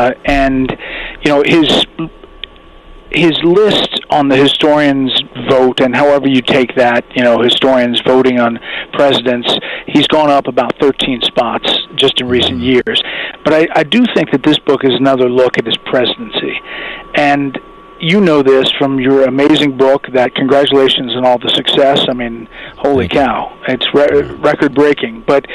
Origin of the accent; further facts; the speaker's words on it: Atlanta, Georgia, United States; No, I grew up in Atlanta, that's right. I played golf in high school there.